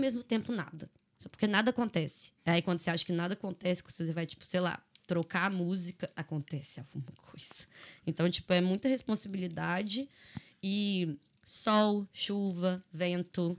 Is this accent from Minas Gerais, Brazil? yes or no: yes; Belo Horizonte, Minas Gerais, Brazil; accent: mineirês; moved away as an adult; also born or lived in Araxá, Brazil / China / Australia; now in Dublin, Ireland; sou de Araxá, né? Uhum. Mas mudei para Belo Horizonte muito cedo